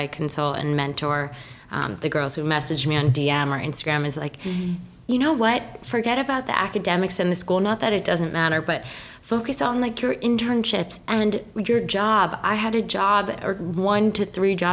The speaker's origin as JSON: {"language": "English", "town": "Mendham", "region": "New Jersey", "country": "United States", "said": "I'm from Mendham, New Jersey, small town that no one knows."}